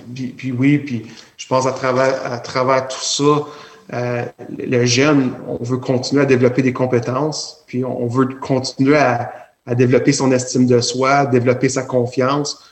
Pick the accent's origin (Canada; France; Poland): Canada; Alexandria, Ontario; now in Cornwall, Canada; je suis natif d'Alexandria